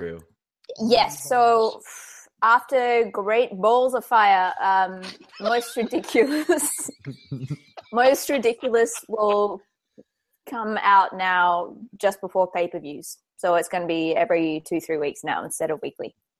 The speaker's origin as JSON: {"language": "English", "country": "Australia", "said": "I'm damn Australian"}